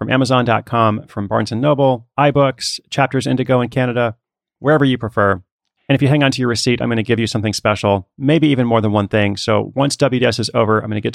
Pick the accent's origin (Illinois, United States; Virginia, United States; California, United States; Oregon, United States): Oregon, United States; Portland; I'm actually in Portland, Oregon, my hometown